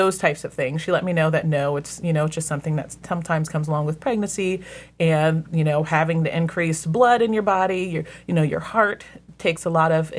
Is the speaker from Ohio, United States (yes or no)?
yes; Columbus, Ohio, United States; me and the ladies who were all in the larger group who said we're from Columbus or the Columbus area.